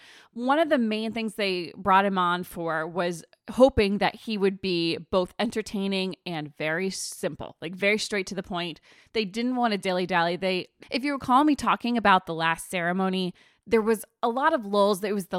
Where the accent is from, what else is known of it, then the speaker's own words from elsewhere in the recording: East Coast, United States; now in California, United States; My mom and dad ripped me away from everything I knew growing up on the East Coast and brought me to this land of sunshine where I never have to step in a puddle.